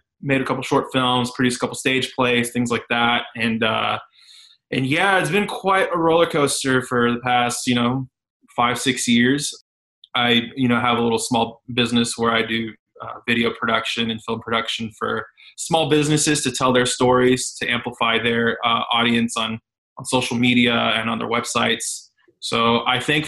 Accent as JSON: {"language": "English", "town": "San Antonio", "region": "Texas", "country": "United States", "lives_now": "Dallas, United States", "said": "I'm from San Antonio, just Texas. I'm currently based out of Dallas."}